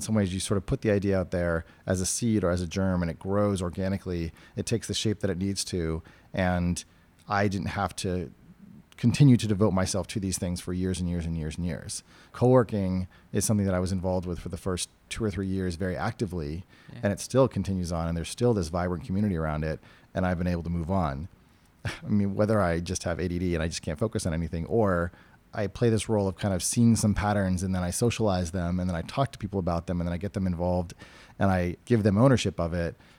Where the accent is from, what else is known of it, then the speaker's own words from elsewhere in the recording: New Hampshire, United States; now in California, United States; I came from and I grew up in New Hampshire, which is a very libertarian place